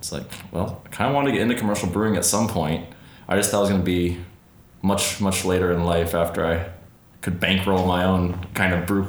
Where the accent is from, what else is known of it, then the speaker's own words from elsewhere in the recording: Canada; I'm Canadian.